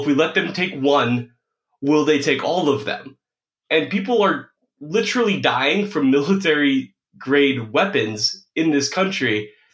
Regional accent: United States; I'm an American

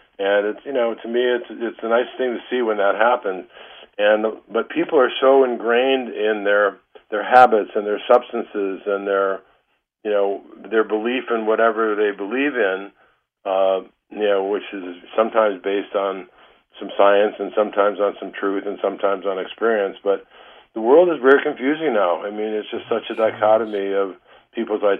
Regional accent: Detroit, Michigan, United States; moved away as an adult; also born or lived in Ann Arbor, Michigan; now in Northern California, United States; you and I grew up in Detroit

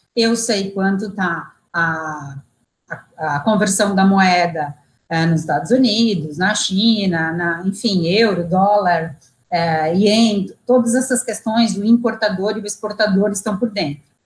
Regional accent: Brazil

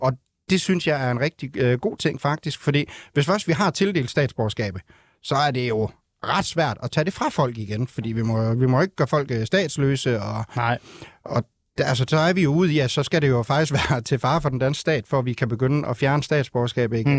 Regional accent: North Jutland, North Denmark Region, Denmark; now in Ringkøbing, Denmark; jeg er født og opvokset i Nordjylland

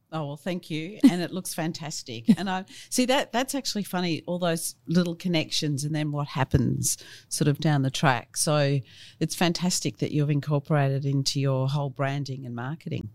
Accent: Melbourne, Victoria, Australia; I grew up in Brighton, in Melbourne, and funnily enough, my family had been there since the eighteen fifties.

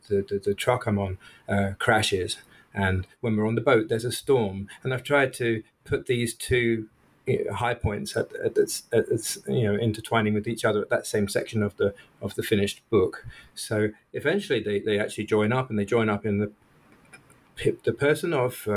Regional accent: England, United Kingdom; moved away as an adult; I come from England

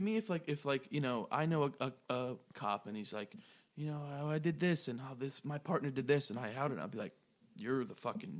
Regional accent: Raleigh, North Carolina, United States; I'm from Raleigh. I'm going to be there on February 3rd.

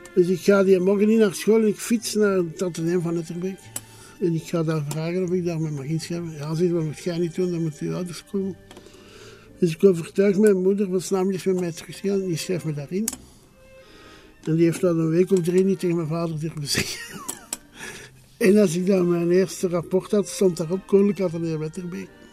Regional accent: Flanders, Belgium; also born or lived in Brussels; in een elite school in Brussel als Vlaming

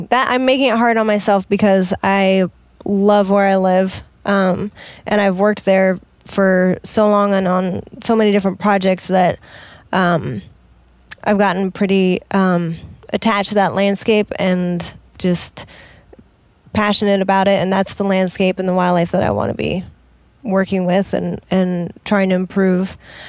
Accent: Washington, United States; Nope, I'm from Washington over in that area.

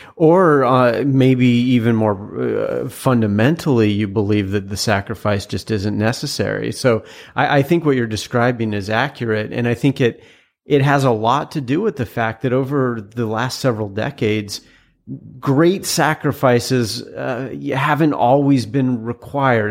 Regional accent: a town outside of Seattle, Washington, United States; also born or lived in Utah; I was born in Utah, and a lot of people then assumed that I was raised there, but I was actually raised, uh, in a town outside of Seattle.

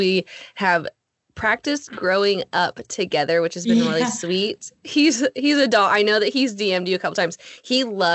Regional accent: Alaska, United States; moved away as an adult; now in Texas, United States; Jesse and I grew up in Alaska and then we moved to Texas about 8 years ago

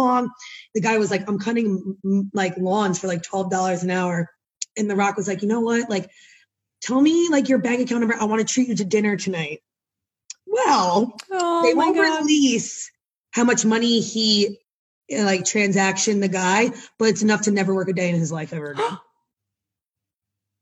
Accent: New Jersey, United States; I'm from Jersey and like my family

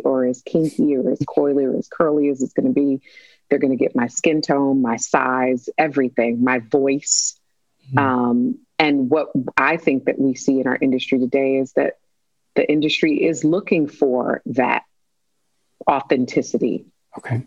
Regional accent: Detroit, Michigan, United States; I'm from Detroit

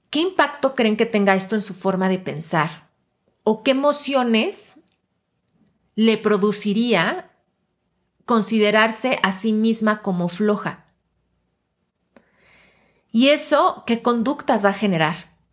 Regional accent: Mexico; que parte de mi identidad sea, por ejemplo, mi nacionalidad y que yo me autodefina como yo soy mexicana.

